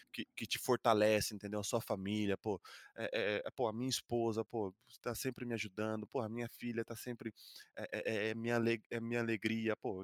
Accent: Brazil; now in Madrid, Spain; eu que sou brasileiro

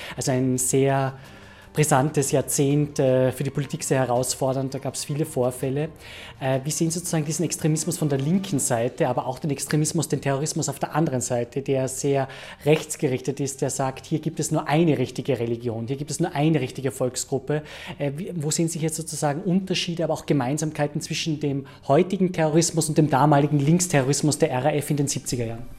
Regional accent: Austria; uns Österreicherinnen und Österreicher

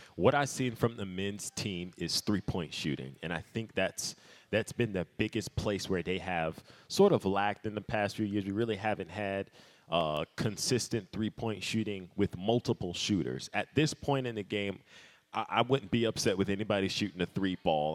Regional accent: Fayetteville, North Carolina, United States; I kind of grew up in the backwoods of Cumberland County, right on the line with Robinson County

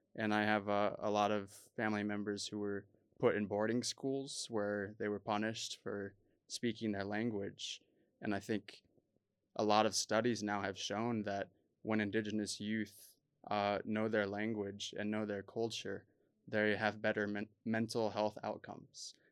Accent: United States; also born or lived in South Dakota / Arizona; growing up as a Native American in the United States

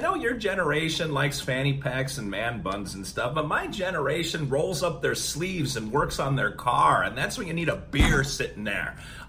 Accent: Wisconsin, United States; I'm from Wisconsin

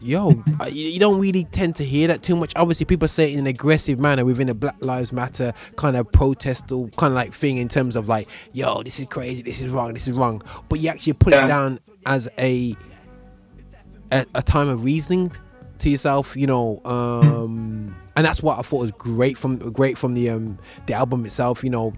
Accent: Birmingham, West Midlands, United Kingdom; accent: Brummie; Listen, man, I'm Brummie all day, but I'm a universal Brummie accent.

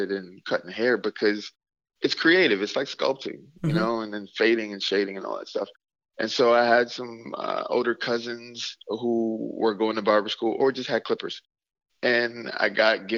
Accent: Mississippi, United States; now in Minneapolis, United States; growing up in Mississippi

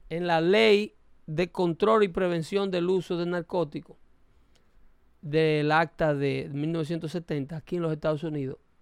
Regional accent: Dominican Republic; now in United States; soy dominicano

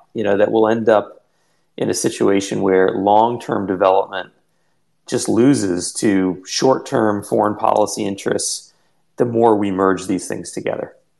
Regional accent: New Jersey, United States; I have a similar roots in India and a similar you know childhood growing up in New Jersey.

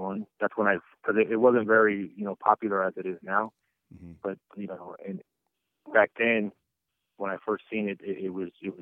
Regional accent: Carson, California, United States; I grew up in Carson

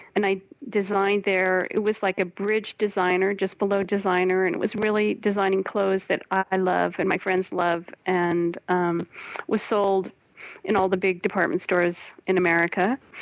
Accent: Portland, United States; moved away as an adult; also born or lived in New York; now in Brussels, Belgium; growing up in Portland, when I grew up there, wasn't so kind of hip the way it is now

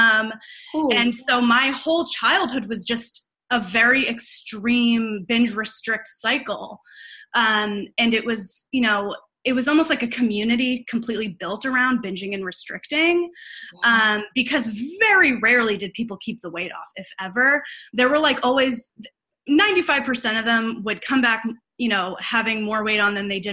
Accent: Boston, Massachusetts, United States; moved away as an adult; also born or lived in Illinois; I'm originally from Boston, or outside of Boston

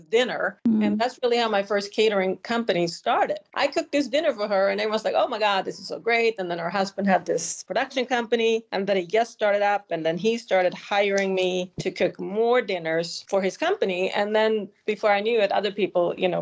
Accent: Sweden; moved away; I grew up in Sweden

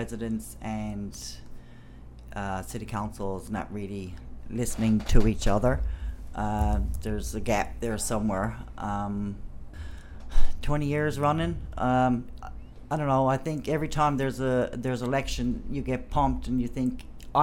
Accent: Canada; I grew up in Ward 1, and I chose to stay in the East End because I love it there.

